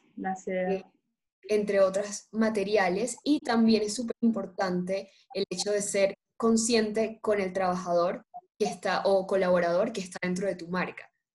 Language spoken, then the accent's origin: Spanish; Colombia; acá en Colombia tenemos infinidades de fibras